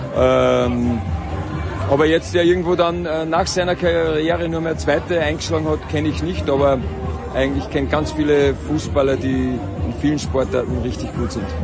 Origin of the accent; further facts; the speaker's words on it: Austria; wir als Österreicher, denke ich, gerade was Skifahren angeht, äh, das gehört dazu, so wachsen wir auf